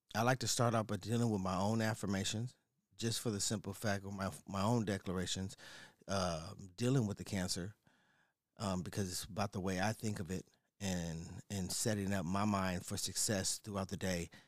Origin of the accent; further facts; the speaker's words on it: San Diego, California, United States; I am from San Diego, right? Born and raised. native